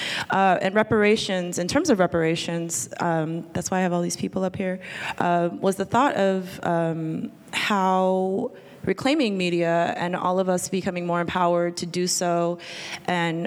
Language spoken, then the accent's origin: English; Anchorage, Alaska, United States; I'm from Anchorage, Alaska